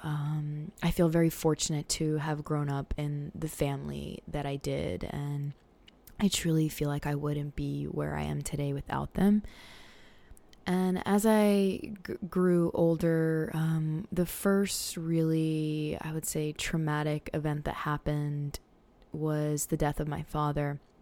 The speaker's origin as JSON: {"language": "English", "town": "Portland", "region": "Maine", "country": "United States", "tie": "born or raised there", "said": "I grew up on Mountjoy Hill in Portland, Maine"}